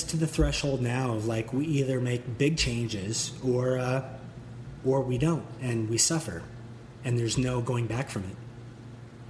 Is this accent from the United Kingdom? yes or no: no; Canada; I'm Canadian, which I am